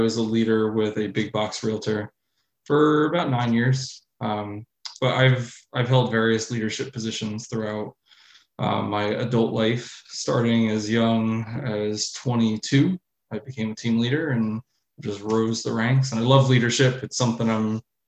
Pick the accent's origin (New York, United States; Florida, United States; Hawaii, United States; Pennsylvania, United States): New York, United States; I'm from New York. I live about an hour from Manhattan